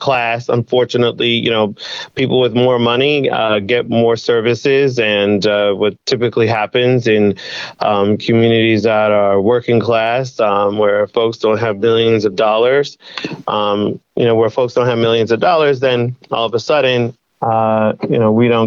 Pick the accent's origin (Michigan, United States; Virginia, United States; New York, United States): New York, United States; Brentwood; Born and raised in Brentwood